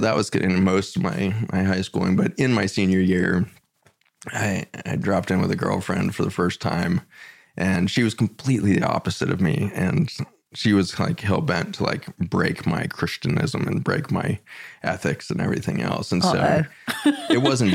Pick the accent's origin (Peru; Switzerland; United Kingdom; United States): United States; Boulder, Colorado; So born and raised in Boulder, Colorado, all the way through public school, kindergarten through high school.